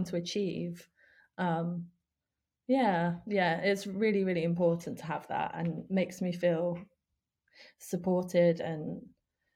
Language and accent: English; Spain; moved away; also born or lived in Ukraine / United Kingdom; I grew up in Spain. I lived there for 10 years